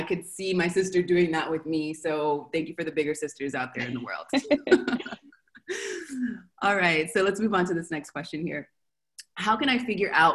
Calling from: Argentina; I'm calling from Argentina

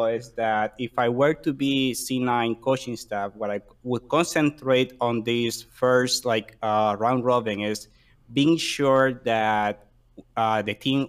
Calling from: Queens, New York, United States; I'm calling from Queens, New York.

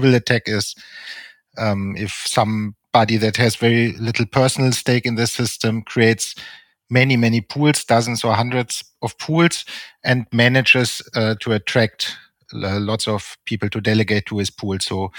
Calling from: Regensburg, Bavaria, Germany; I'm in Regensburg in Germany.

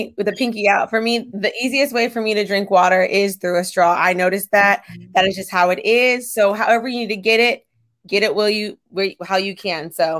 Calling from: San Diego, California, United States; I'm tuning in from San Diego, California, and I am sipping on some water.

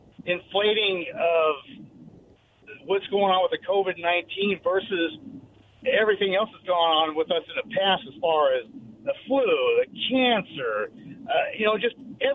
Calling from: Richland, Washington, United States; from Richland.

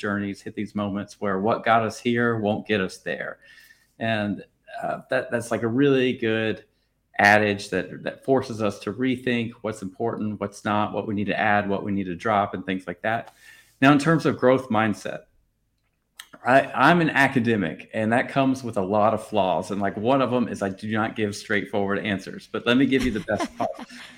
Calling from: Paris, Île-de-France, France; I'm calling in from Paris, France.

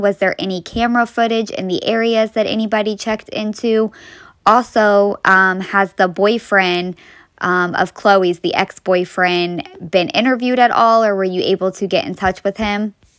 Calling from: Ohio, United States; I'm calling from Ohio.

